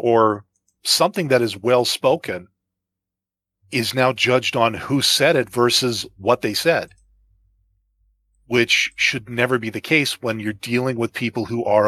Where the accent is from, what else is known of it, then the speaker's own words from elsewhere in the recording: Canada; I'm not a Canadian.